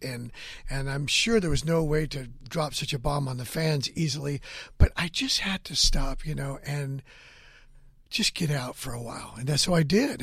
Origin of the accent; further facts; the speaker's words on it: Hanford, California, United States; moved away; I went back to my hometown of Hanford, California